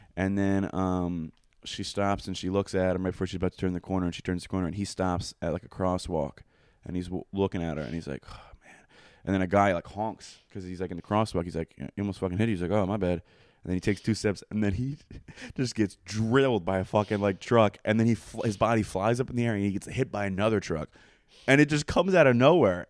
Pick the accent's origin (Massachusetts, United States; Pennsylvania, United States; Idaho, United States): Pennsylvania, United States; Coatesville; I'm from Coatesville